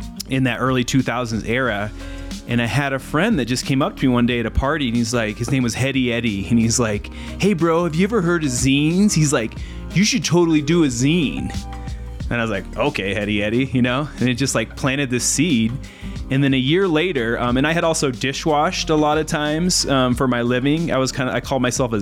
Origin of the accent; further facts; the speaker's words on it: Normal, Illinois, United States; my hometown. Like literally 10 minutes from where I'm from in Normal, Illinois